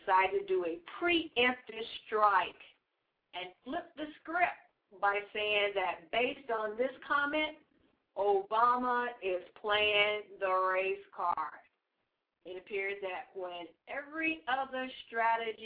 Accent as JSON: {"language": "English", "region": "the South", "country": "United States", "said": "I am from the South also"}